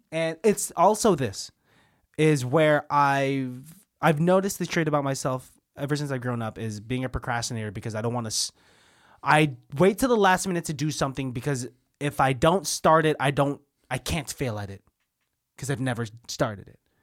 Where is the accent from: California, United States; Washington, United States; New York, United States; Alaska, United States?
California, United States; Martinez; I'm from Martinez